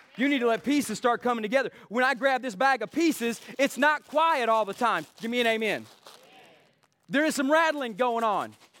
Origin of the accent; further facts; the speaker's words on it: East Texas, United States; we're East Texan